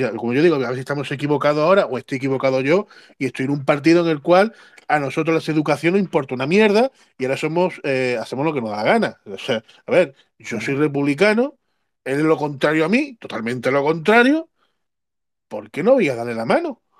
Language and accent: Spanish; Cártama, Andalusia, Spain; now in Algeciras, Spain; mi pueblo de Cártama